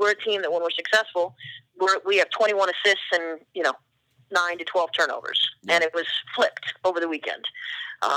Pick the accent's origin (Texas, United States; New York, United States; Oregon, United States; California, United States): Oregon, United States; now in Boston, United States; I grew up in Oregon, and I've got family in Eastern Oregon where there are no people.